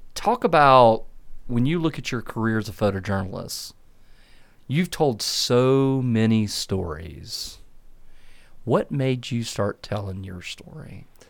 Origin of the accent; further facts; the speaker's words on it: Clemson, South Carolina, United States; moved away; I'm from a little town called Clemson, South Carolina.